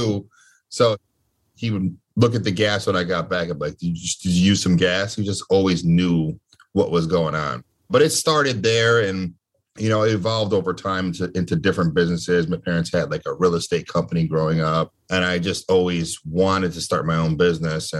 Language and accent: English; Connecticut, United States; I'm from Connecticut, born and raised in Connecticut